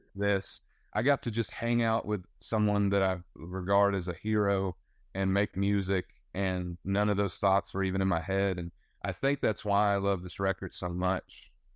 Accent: West Georgia, United States; now in Nashville, United States; I'm from West Georgia

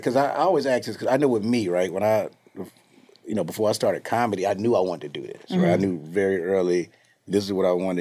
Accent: Chicago, Illinois, United States; I'm from the west side of Chicago

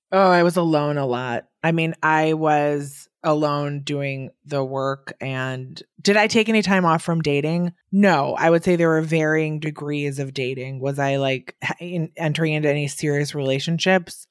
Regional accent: Wisconsin, United States; now in New York, United States; I'm from Wisconsin and I'm here in New York

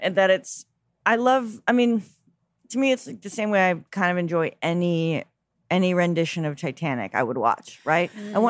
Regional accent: Chappaqua, New York, United States; also born or lived in Mount Kisco, New York; Which suburbs? Chappaqua, Mount Kisco, New York.

